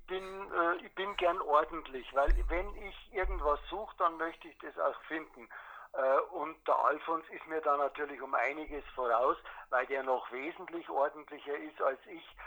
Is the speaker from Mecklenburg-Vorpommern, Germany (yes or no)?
no; Bavaria, Germany; ich bin Bayer einfach. Ich bin und ich bin eigentlich zutiefst Bayer